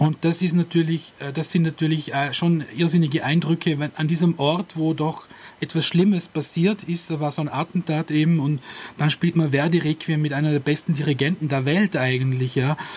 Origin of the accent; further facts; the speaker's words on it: Austria; bei uns in Österreich